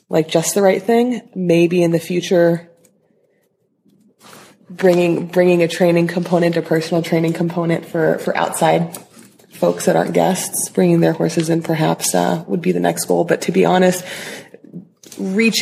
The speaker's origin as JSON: {"language": "English", "town": "Los Angeles", "region": "California", "country": "United States", "tie": "born or raised there", "said": "Growing up in Los Angeles"}